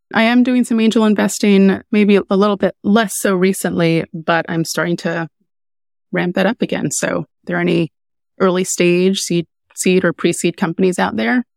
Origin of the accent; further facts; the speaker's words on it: Jamaica; moved away; I'm Jamaican. I'm a Jamaican immigrant.